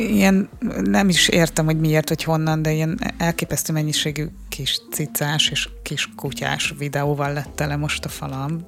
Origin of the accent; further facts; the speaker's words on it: Hungary; egy 10 milliós ország vagyunk